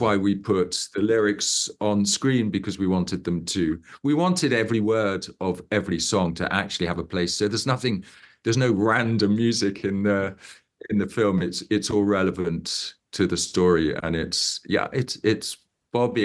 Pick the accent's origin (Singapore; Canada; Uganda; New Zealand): Uganda; I grew up in Uganda and my father grew up in Uganda.